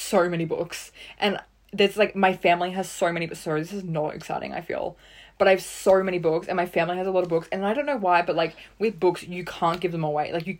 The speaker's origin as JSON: {"language": "English", "country": "Australia"}